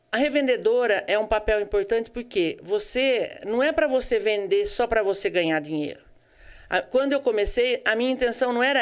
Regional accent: Araras, São Paulo, Brazil; eu sou de Araras, eu trabalhava na imobiliária com meu irmão lá. Quando eu casei, eu mudei para cá.

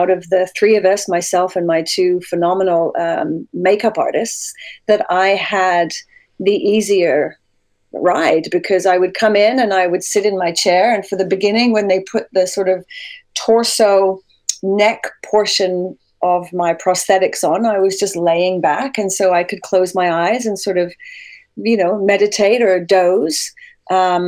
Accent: Sittingbourne, South East England, United Kingdom; accent: hybrid Canadian-British; moved away as an adult; now in Canada; I was raised in Sittingbourne, which is like, I believe it's one or two train stops from Raynham

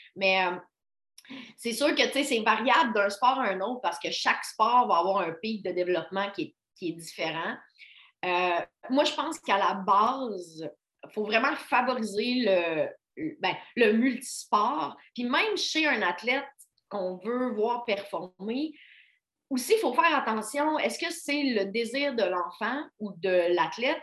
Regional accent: Baie-Comeau, Quebec, Canada; moved away as an adult; also born or lived in Hull (Gatineau), Quebec; now in Quebec City, Canada; j'ai grandi à Bécomo, sur la côte nord. moi, je suis née, par contre, à Hull pour le travail. Mes parents étaient déménagés là. mais je suis déménagée à, 5, à 4 ou 5 ans sur la Côte-Nord

